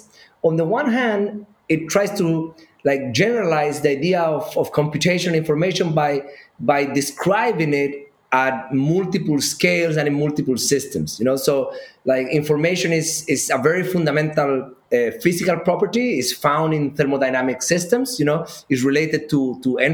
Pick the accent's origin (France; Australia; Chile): Chile; moved away; I grew up in Chile